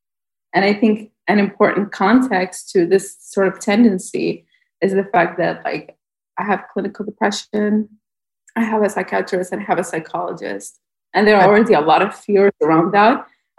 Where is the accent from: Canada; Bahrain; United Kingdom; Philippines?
Bahrain; I'm from Bahrain.